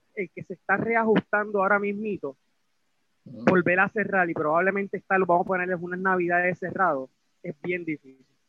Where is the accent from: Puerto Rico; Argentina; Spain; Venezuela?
Puerto Rico; yo pues como propietario puertorriqueño